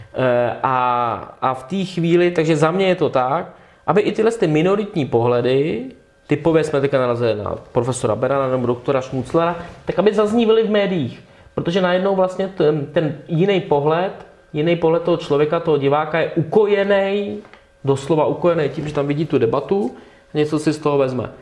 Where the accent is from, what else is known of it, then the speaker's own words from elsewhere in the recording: Czechia; u nás, v Polsku, na Slovensku, v Maďarsku, to prostě vnímáme přirozeně citlivě, protože jsme tady tu cenzuru 40 let zažili